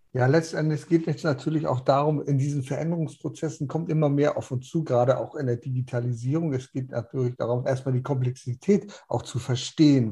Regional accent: North Schleswig, Southern Denmark, Denmark; bei uns in Nordschleswig

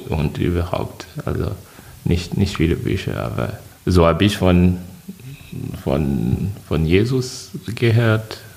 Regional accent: Côte d’Ivoire; Ich komme aus der Elfenbeinkiste. Elfenbeinküste. Genau, also auf der Karte von Afrika, das ist in Westafrika.

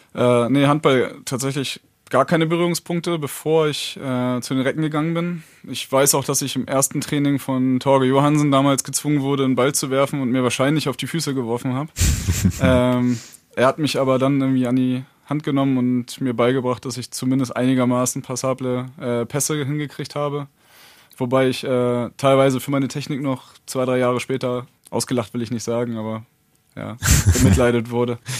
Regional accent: Neumünster, Schleswig-Holstein, Germany; moved away as an adult; also born or lived in Lübeck; now in Hannover, Germany; ich bin aus Norddeutschland, äh, geboren in Neumünster, hab lange in Lübeck gelebt und, äh, bin, glaub ich, zweitausendsieben nach Hannover gezogen.

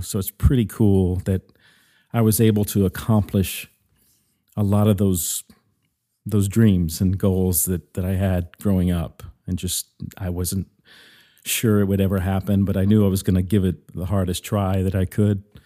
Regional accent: Mississippi, United States; also born or lived in New York; now in Nashville, United States; I grew up in the South originally. I'm originally from Mississippi.

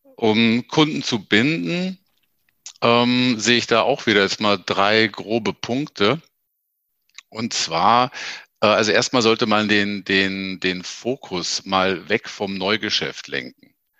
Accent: Ingolstadt, Bavaria, Germany; ich komme halt aus Ingolstadt

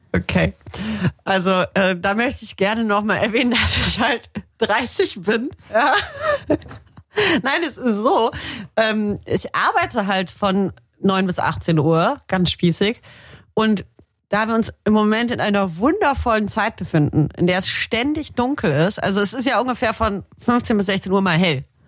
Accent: Tübingen, Baden-Württemberg, Germany; moved away; ich komme ja auch ursprünglich aus Tübingen, also richtig schönes äh, schwäbisches äh, Kleinbürgertum.

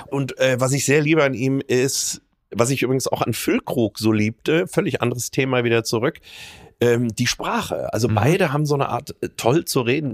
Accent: Rhineland, Germany; als Rheinländer

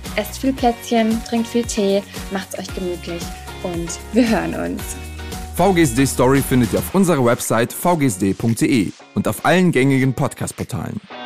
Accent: Germany; als Deutsche

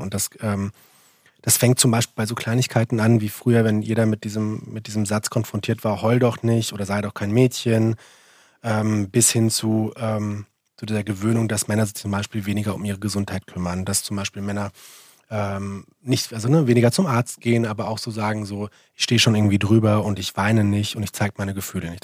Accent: Central Hesse, Germany; ich komme aus Mittelhessen

